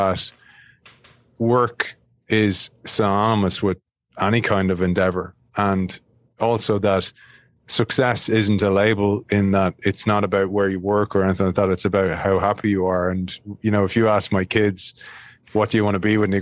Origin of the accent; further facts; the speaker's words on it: Ireland; I'm from Ireland